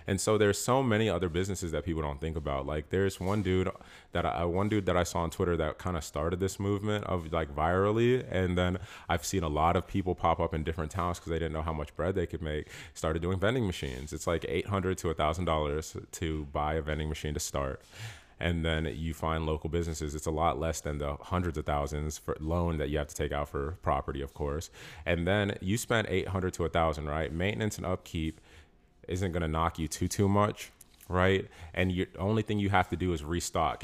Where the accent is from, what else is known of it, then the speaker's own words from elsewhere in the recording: Peachtree City, Georgia, United States; moved away; I'm from Peachtree City. You know what I'm saying? Like, I'm from here